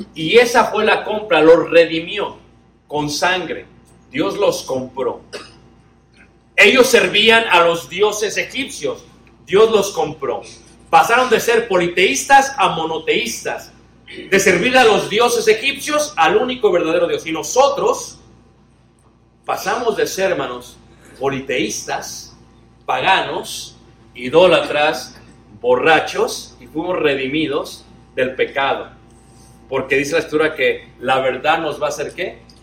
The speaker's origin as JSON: {"language": "Spanish", "region": "Mexico City", "country": "Mexico", "said": "Yo soy de Ciudad de México"}